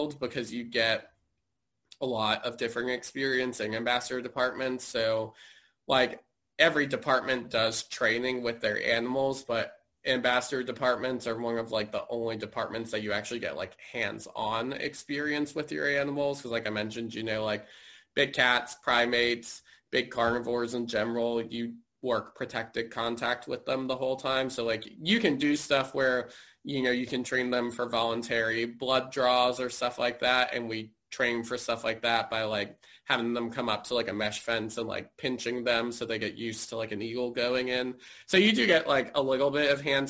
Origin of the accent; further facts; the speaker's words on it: Fairfax, Virginia, United States; I grew up in Fairfax. So I grew up, you know, going to the National Zoo.